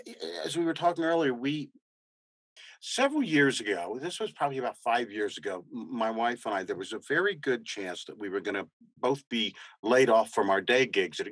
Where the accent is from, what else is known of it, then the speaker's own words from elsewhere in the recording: Texas, United States; accent: southern; moved away; also born or lived in New Mexico; I was born here in New Mexico. I was raised in Texas. My whole family is from Texas. So I grew up drinking sweet tea.